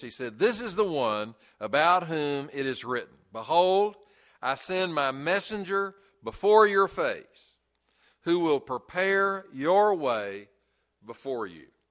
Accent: Chattanooga, Tennessee, United States; when I was a little kid, uh, growing up in Brainerd Baptist Church in Chattanooga

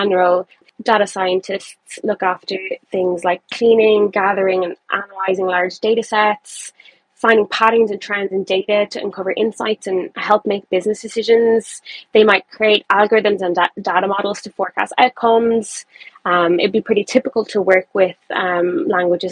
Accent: Ireland; I am from Ireland, and I'm currently based in Dublin.

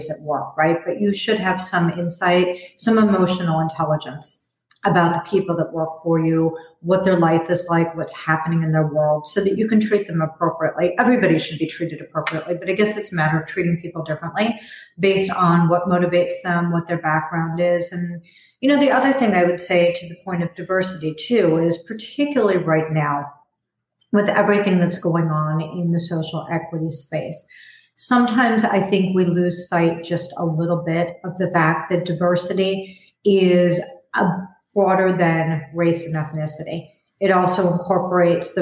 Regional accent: Chicago, Illinois, United States; I grew up in Chicago, and I went to a high school that was like a small university

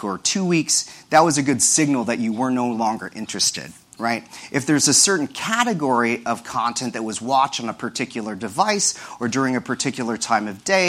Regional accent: Kansas City, Missouri, United States; moved away as an adult; also born or lived in Stanford, California; now in Brooklyn, United States; I was born and raised in Kansas City, Missouri, to Filipino immigrants who came to the U.S. in the 1960s

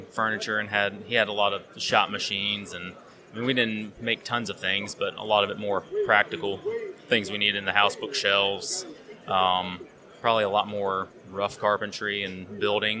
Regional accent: South Carolina, United States; moved away as an adult; now in Des Moines, United States; South Carolina originally, now Des Moines, Iowa.

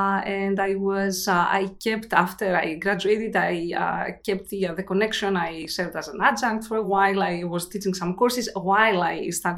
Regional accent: Glasgow, Scotland, United Kingdom; moved away as an adult; now in United States; I moved here in 2004, so it's been a while. {S0} Wow. {S1} I came from Glasgow, so another, you know, unlikely connection from really, really cold to really, really hot

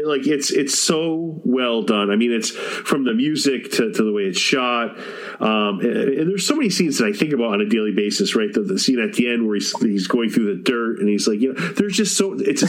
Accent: Massachusetts, United States; I'm from Massachusetts

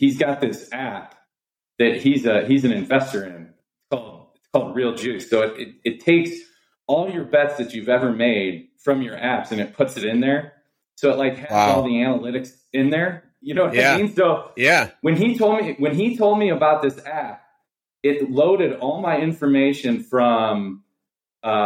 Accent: Cleveland, Ohio, United States; moved away as an adult; now in Phoenix, United States; I'm from Cleveland, Ohio

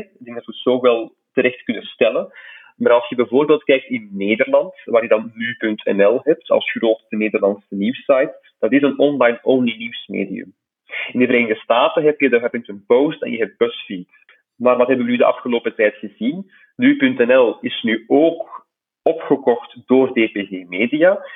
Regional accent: Flanders, Belgium; bij ons in Vlaanderen

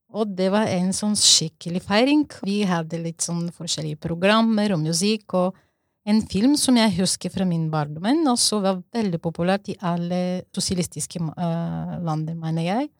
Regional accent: Bulgaria; Norwegian is a second language; now in Norway; Jeg er opprinnelig fra Bulgaria, og så jeg har vokst i en sosialistisk land

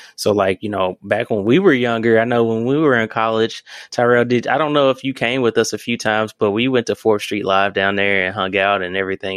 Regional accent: Memphis, Tennessee, United States; now in Louisville, United States; I'm coming from Memphis

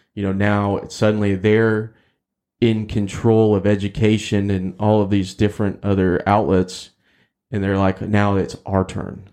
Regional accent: Texas, United States; as a Texan

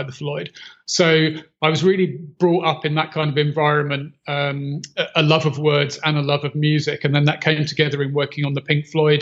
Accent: London, United Kingdom; now in South Africa; I was born and raised in East London, not too far from where the band began, actually. So I lived in Leytonstone

